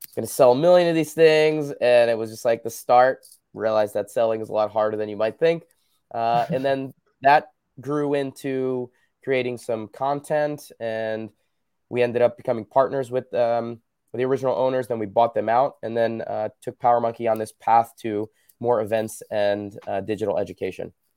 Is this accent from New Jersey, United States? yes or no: yes; New Jersey, United States; moved away as an adult; also born or lived in Belmar, New Jersey; now in West Coast, United States; I grew up in Jersey